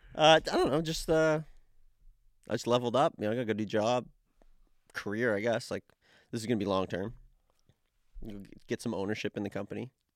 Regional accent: Dartmouth, Nova Scotia, Canada; moved away; I'm from Dartmouth

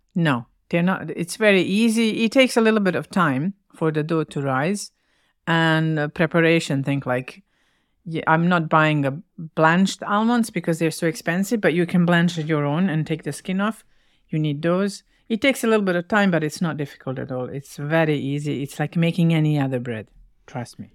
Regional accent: Bosnia & Herzegovina; English is a second language; moved away as an adult; also born or lived in Winnipeg, Canada

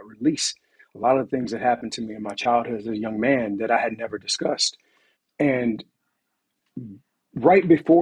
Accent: Montgomery, Alabama, United States; I'm from Montgomery, Alabama

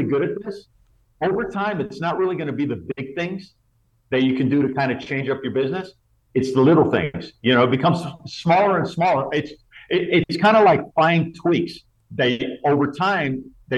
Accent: South Florida, United States; my hometown in South Florida

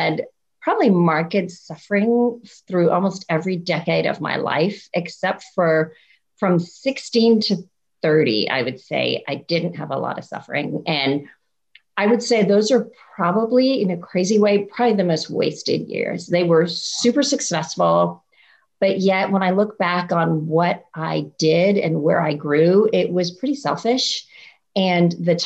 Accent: India; I was born in India to Christian parents

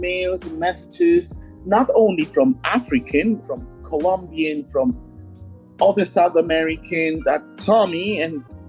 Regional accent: Switzerland; English is a second language; also born or lived in Ghana; I am an alpine skier for Ghana, located in Switzerland. I've been adopted to Switzerland

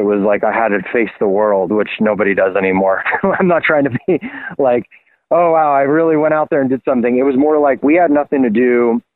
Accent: Los Angeles, California, United States; I grew up in Hollywood

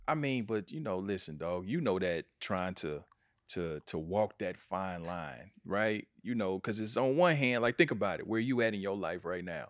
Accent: Kansas City, United States; in Kansas City, in my hometown

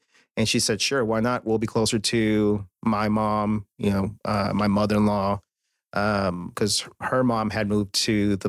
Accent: Chicago, Illinois, United States; now in Texas, United States; Born and raised.

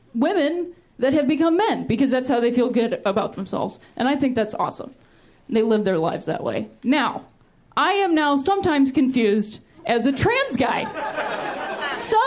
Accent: Ohio, United States; now in Los Angeles, United States; I'm from Ohio, which I like to call the thinking man's Indiana

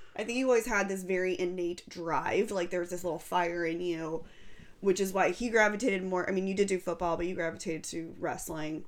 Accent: Fresno, California, United States; born or raised there

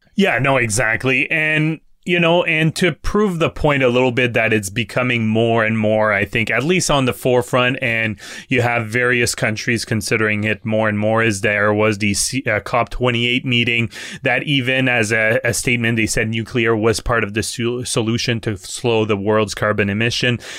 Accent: Quebec, Canada; I'm from Quebec

